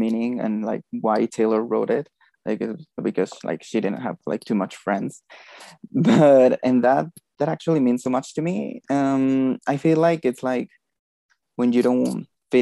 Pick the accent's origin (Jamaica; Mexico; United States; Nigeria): Mexico; I'm from Mexico.